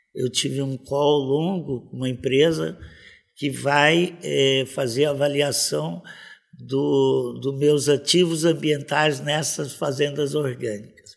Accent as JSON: {"language": "Portuguese", "town": "Campo Grande", "region": "Mato Grosso do Sul", "country": "Brazil", "tie": "born or raised there", "also_born_or_lived": "Pantanal", "said": "E eu nasci aqui na Cândido Mariano, em Campo Grande"}